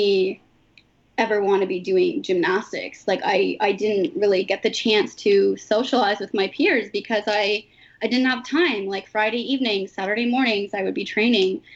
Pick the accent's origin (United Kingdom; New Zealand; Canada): Canada; Mnjikaning First Nation, Ontario; now in Toronto, Canada; I'm from the Minjikining First Nation, or Williams Treaty Territory